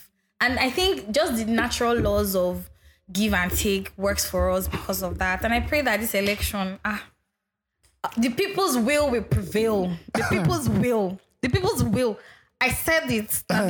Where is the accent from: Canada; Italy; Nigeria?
Nigeria; I remember growing up in Agbaya Estate